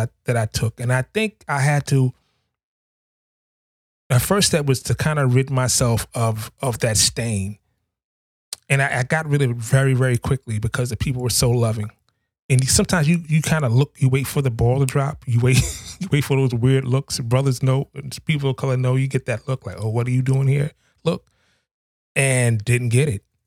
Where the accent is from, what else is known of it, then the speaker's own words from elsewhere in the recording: New York City, New York, United States; I grew up in Harlem, New York City. I grew up in the projects